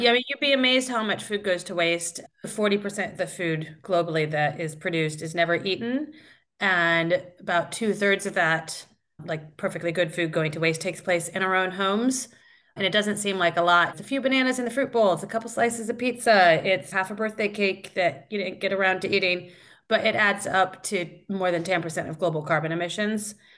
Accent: Iowa, United States; moved away as an adult; now in London, United Kingdom; I grew up in Iowa, uh, but I've been in London for eighteen years now

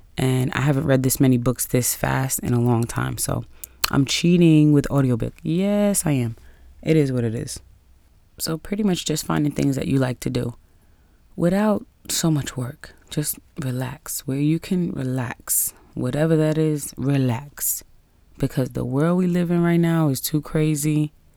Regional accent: New York City, New York, United States; being a New Yorker

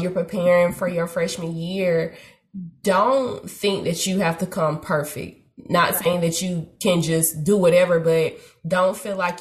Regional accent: the South, United States; I'm from the south.

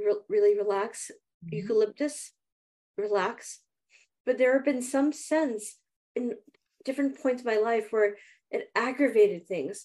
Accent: India; now in Southern California, United States; growing up in India, because I was raised partially in India

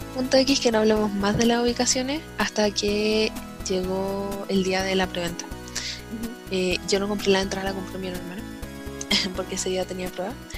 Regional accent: Santiago, Santiago Metropolitan Region, Chile; yo soy de Santiago

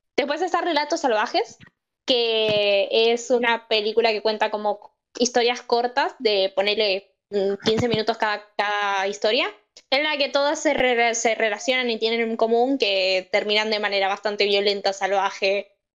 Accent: Argentina

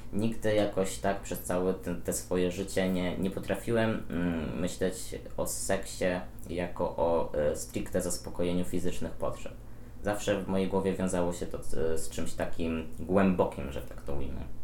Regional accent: Podlaskie Voivodeship, Poland; moved away as an adult; now in Warsaw, Poland; ja też pochodzę z Podlasia

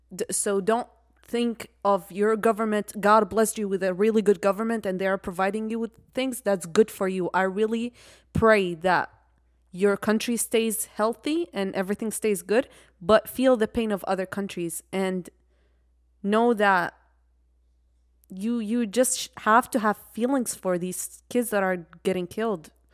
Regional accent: Iraq; moved away; I'm from Iraq

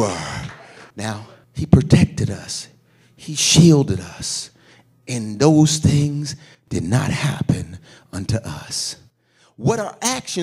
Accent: Philadelphia, Pennsylvania, United States; I come from Philadelphia. When I was a young man, I went to more funerals than I ever have as an adult

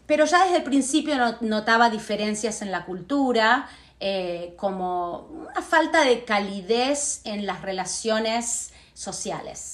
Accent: Buenos Aires, Argentina; first language Spanish; moved away as an adult; now in United States; yo me crié en Argentina. Sí. Hasta los 22 años.

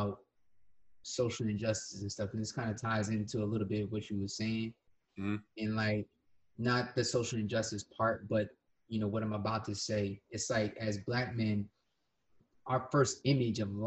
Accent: Willingboro, New Jersey, United States; when I was a kid, my family moved down to Willowboro

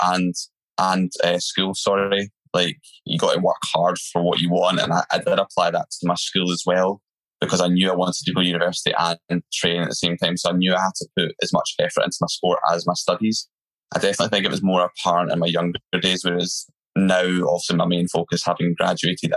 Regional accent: Scotland, United Kingdom; being Scottish

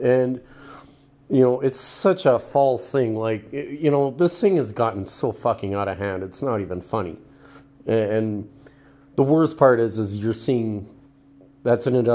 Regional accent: Canada; in Canada here, being Canadian

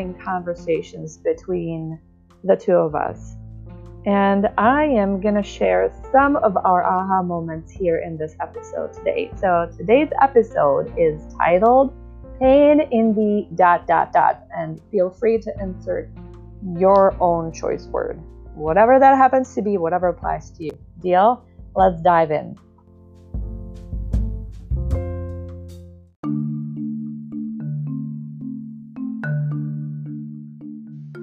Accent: Czechia; moved away as an adult; now in United States

